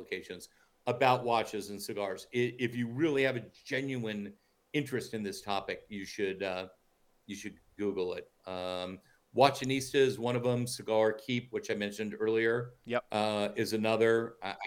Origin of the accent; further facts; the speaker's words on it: New York, United States; When I was growing up in New York